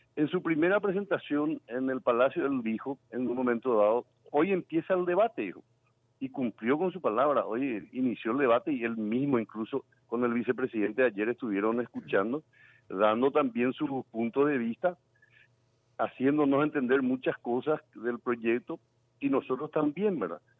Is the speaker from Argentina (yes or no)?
no; Paraguay; como paraguayo